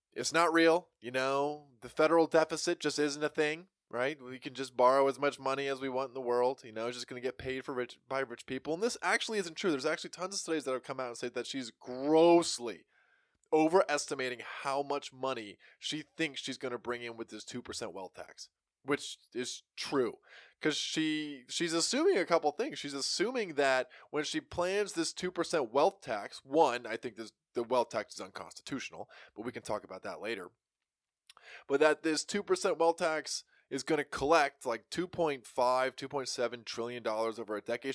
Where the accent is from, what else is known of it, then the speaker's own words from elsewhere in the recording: United States; we as American people